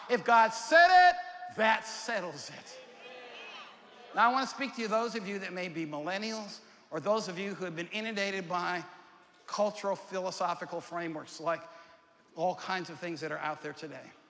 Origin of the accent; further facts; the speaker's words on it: Ohio, United States; now in Tulsa, United States; I'm from Ohio